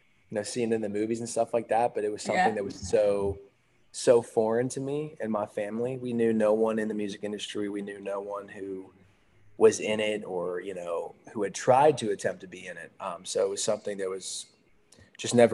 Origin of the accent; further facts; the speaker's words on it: Hershey, Pennsylvania, United States; I grew up in Hershey, Pennsylvania